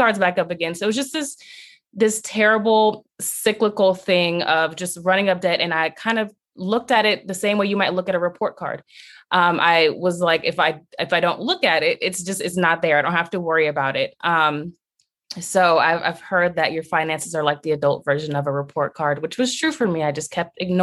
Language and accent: English; Long Beach, California, United States; I was raised in Long Beach, California